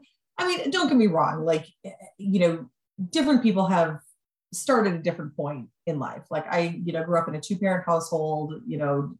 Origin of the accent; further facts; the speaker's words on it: Wisconsin, United States; now in Pittsburgh, United States; I'm from Wisconsin. I do not have any family in Pittsburgh